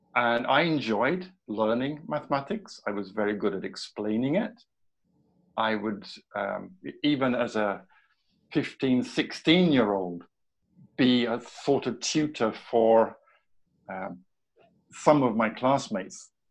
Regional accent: southern part of England, United Kingdom; moved away as an adult; now in Sweden; I'm British by by birth and by nature

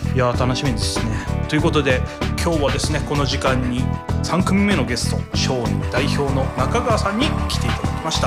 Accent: Miyazaki, Japan; 地元宮崎

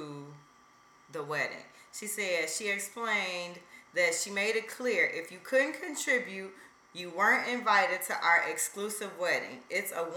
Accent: Chicago, Illinois, United States; We're from Chicago

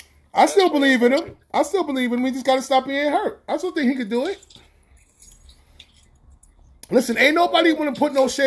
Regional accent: New York, United States; I'm from New York

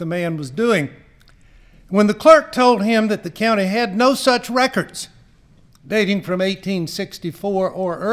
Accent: Atlanta, Georgia, United States; moved away as an adult; also born or lived in Virginia; I was born in Atlanta, and I grew up there in the 1940s and 1950s

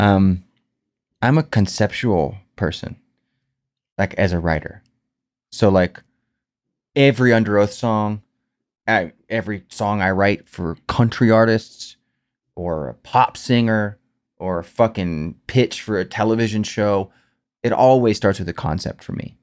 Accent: Clearwater, Florida, United States; growing up in Clearwater, Florida, standing in the food stamp line

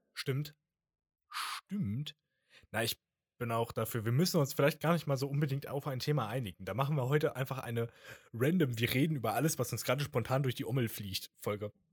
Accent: Germany; accent: German; mein deutscher Dialekt, äh, Akzent wieder

